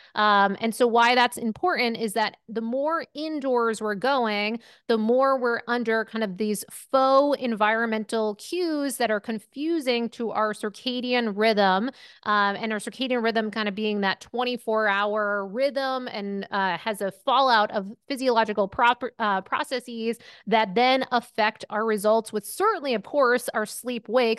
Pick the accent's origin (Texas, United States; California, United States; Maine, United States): Maine, United States; moved away as an adult; also born or lived in Syracuse, New York / Manhattan, New York; I grew up in Maine, uh, you know, right on the border of Canada